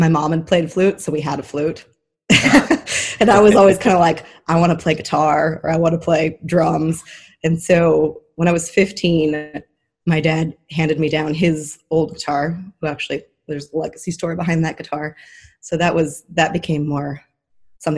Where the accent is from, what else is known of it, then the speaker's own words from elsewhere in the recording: Idyllwild, California, United States; I was born and raised in a little town called Idyllwild, California